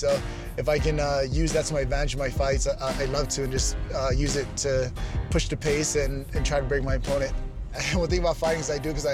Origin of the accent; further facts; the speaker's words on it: New York City, New York, United States; I grew up in Brooklyn, New York with my mother and five siblings